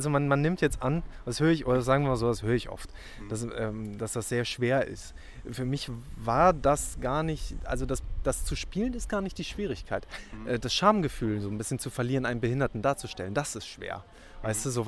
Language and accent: German; Hamburg, Germany; ich bin, ich bin ja in Hamburg groß geworden